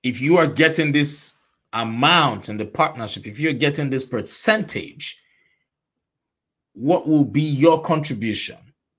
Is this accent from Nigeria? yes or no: yes; Nigeria; moved away as an adult; I was born and raised in Nigeria. I spent most of my adult life in Nigeria